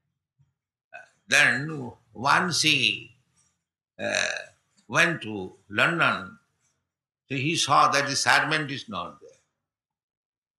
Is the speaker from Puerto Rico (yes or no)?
no; India; I am poor Indian.